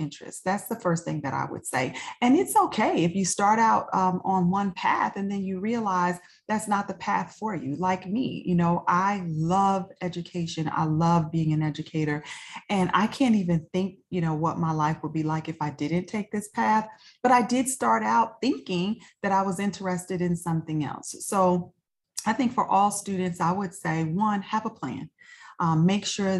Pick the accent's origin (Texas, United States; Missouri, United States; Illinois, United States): Illinois, United States; Chicago; moved away as an adult; also born or lived in Prince William County, Virginia; I'm a native Chicagoan. I was born and raised in Chicago